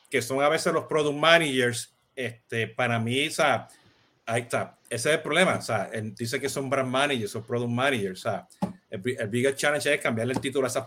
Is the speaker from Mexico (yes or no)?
no; Puerto Rico; Viste que como buen puertorriqueño ya lo tengo, ya lo tengo.